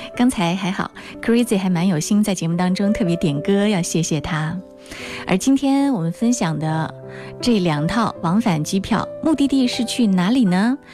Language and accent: Chinese; Wuhan, Hubei, China; 我们武汉人，我们湖北人拥有一个棒棒的机场